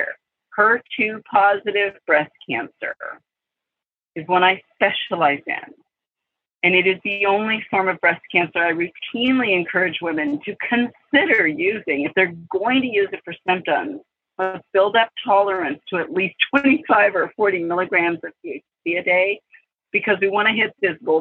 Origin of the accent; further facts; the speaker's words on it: California, United States; moved away as an adult; also born or lived in Hawaii; I moved to California 2 years ago, grew up here, actually living 5 minutes from where I spent years growing up